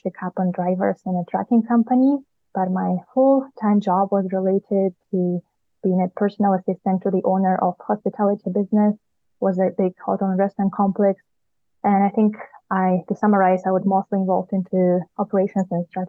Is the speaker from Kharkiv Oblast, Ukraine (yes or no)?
yes; Kharkiv, Kharkiv Oblast, Ukraine; English is a second language; moved away as an adult; now in Canada; I'm originally from Kharkiv, Ukraine, and I recently came to Canada.